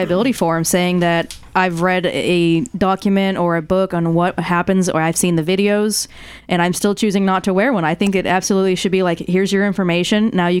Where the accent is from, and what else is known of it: United States